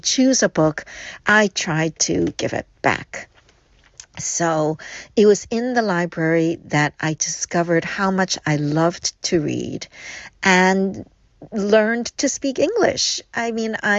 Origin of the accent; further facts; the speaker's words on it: New York City, New York, United States; English is a second language; also born or lived in Hong Kong; I moved from Hong Kong to New York City when I was 5 years old.